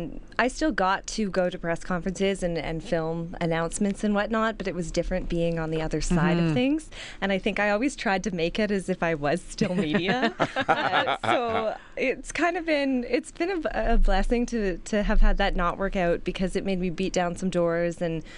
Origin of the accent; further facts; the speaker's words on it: Kitchener, Ontario, Canada; Yeah, I was. And went to Conestoga College for journalism, and I was working at a radio station there doing news, traffic, weather, sports